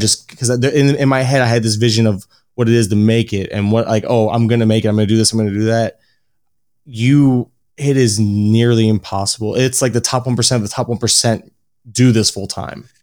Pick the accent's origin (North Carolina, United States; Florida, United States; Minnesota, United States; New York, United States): Florida, United States; born and raised in Florida, Uh, always, I still live in Florida